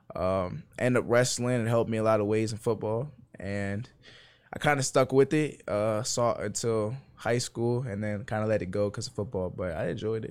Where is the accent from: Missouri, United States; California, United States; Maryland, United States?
Maryland, United States; moved away as an adult; now in Blacksburg, United States; I'm from Maryland